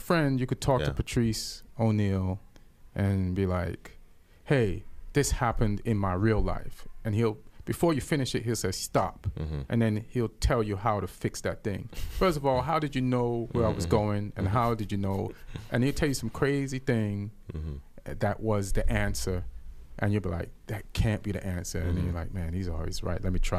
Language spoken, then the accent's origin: English; England, United Kingdom; I grew up in England. There was drinks there in the house.